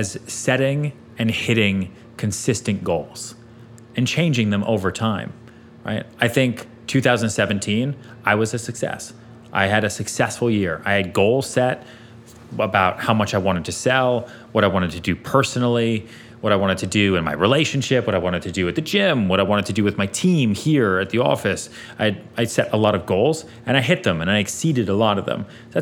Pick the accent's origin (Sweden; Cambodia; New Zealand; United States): Sweden; We're both from Sweden.